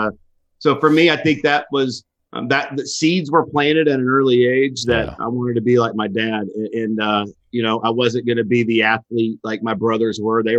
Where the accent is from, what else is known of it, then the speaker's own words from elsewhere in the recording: Missouri, United States; I grew up in Northwest Missouri, a rural area, working on farms. And, you know, I used to milk cows, used to milk 250 head of cattle a day.